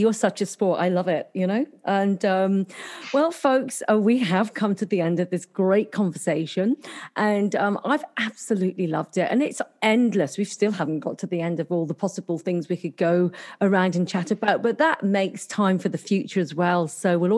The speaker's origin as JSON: {"language": "English", "area": "Cornwall", "region": "South West England", "country": "United Kingdom", "moved": "yes", "lives_now": "Gold Coast, Australia", "said": "I'm Cornish"}